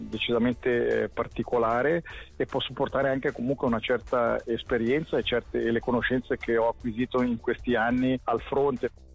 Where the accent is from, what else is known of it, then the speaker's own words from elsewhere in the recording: Ticino, Switzerland; da ticinese posso sicuramente portare la sensibilità del nostro cantone